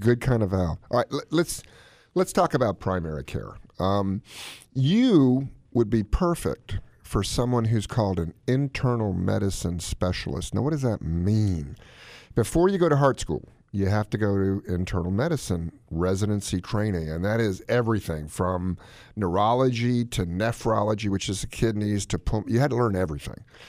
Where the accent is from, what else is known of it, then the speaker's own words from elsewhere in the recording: Yankeeville, the North, United States; moved away; Dinner in where I grew up in Yankeeville was at seven, six P M